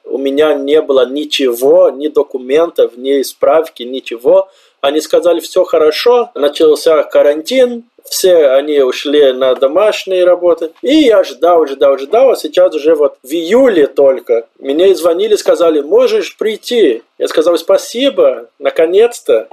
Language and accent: Russian; Brazil; Russian is a second language; moved away as an adult; also born or lived in Colombia; now in Obninsk, Russia; Примерно так мы говорим в Бразилии